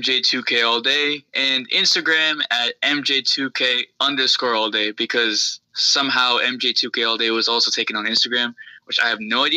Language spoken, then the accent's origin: English; New York, United States; the Knicks, because I'm from New York, New Jersey area.